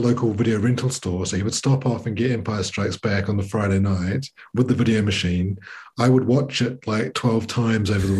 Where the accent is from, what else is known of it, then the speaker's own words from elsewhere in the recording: New Zealand; I'm from New Zealand